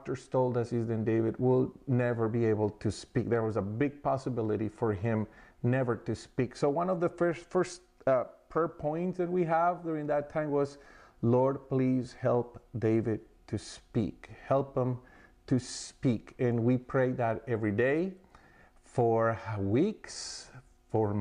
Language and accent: English; Colombia; moved away; we're from Colombia